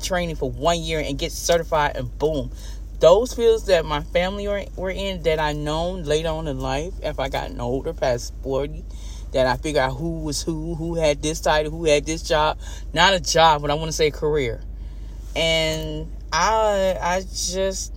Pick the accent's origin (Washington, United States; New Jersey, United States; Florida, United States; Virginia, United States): Florida, United States; Homestead; moved away as an adult; I was living and growing up in Homestead, Florida City